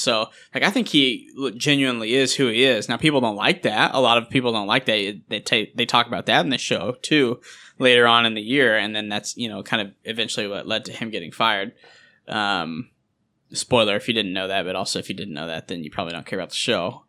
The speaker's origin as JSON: {"language": "English", "region": "Kansas", "country": "United States", "said": "I'm from Kansas"}